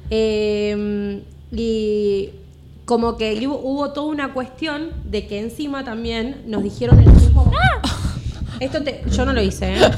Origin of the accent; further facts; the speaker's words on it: Argentina; que Argentina no teníamos nada, que no servíamos para... nada.